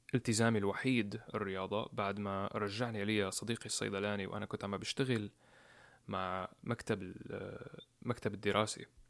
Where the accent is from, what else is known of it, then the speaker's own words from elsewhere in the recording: Homs, Homs Governorate, Syria; moved away as an adult; now in United States; بمدينة حمص مدينتي الصغيرة